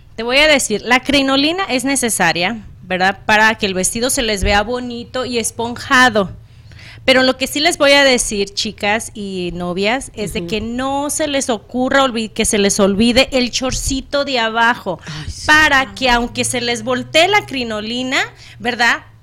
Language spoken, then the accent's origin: Spanish; Acapulco, Guerrero, Mexico; moved away; su servidora nació hoy costeña, ah, nací en Acapulco Guerrero